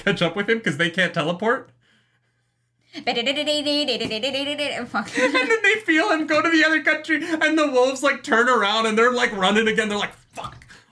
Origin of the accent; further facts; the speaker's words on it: Canada; as a Canadian who's grew up having to deal with this like winter weather